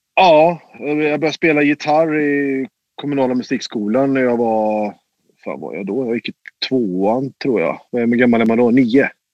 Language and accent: Swedish; Mariestad, Västra Götaland, Sweden; i Mariestad, där jag kommer ifrån